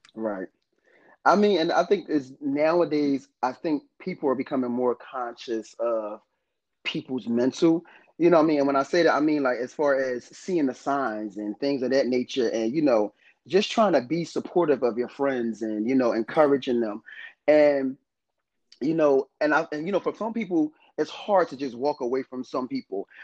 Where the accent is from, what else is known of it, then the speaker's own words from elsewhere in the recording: North New Jersey, United States; I was actually born in North New Jersey. I'm not from Philadelphia